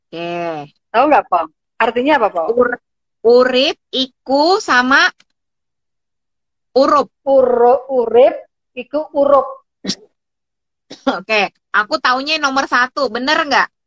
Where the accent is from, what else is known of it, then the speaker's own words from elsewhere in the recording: Java, Indonesia; aku orang Jawa